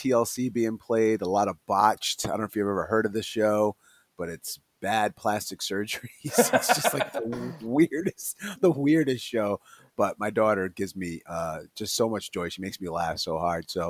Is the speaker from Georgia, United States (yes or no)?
no; Rhode Island, United States; now in Kansas, United States; in my home state is Rhode Island